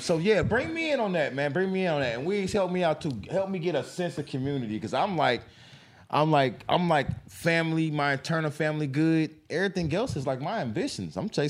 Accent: Fishers, Indiana, United States; also born or lived in Castleton; I mean, I grew up in fucking Castleton. I grew up in Castleton and Fishers.

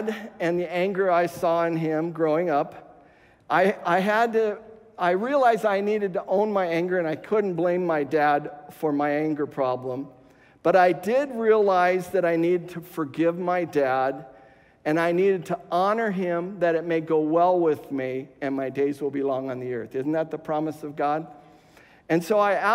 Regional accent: West Covina, California, United States; moved away; the same house that we were raised in West Covina

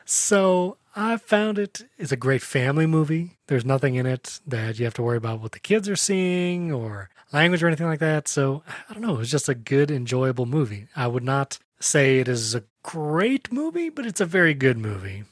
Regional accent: Lakeland, Florida, United States; here in Lakeland, Florida, my hometown

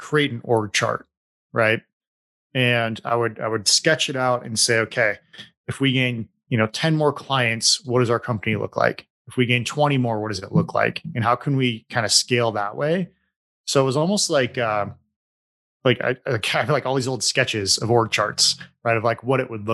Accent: Bend, Oregon, United States; Bend, Oregon, which is my hometown

